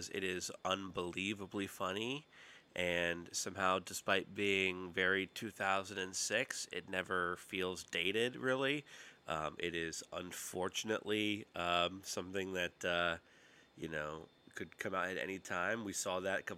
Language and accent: English; Roanoke, Virginia, United States; I grew up in Roanoke, Virginia